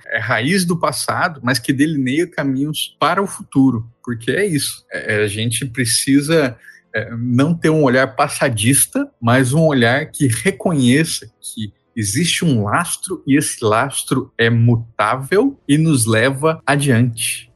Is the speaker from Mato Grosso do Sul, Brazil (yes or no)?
yes; Mato Grosso do Sul, Brazil; moved away as an adult; also born or lived in Santa Catarina / Rio Grande do Sul; eu sou jornalista e pesquisador natural de Mato Grosso do Sul